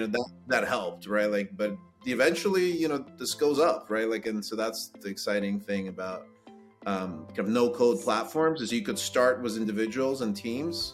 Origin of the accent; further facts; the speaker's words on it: Kyiv, Ukraine; now in United States; I was born in Ukraine in Kiev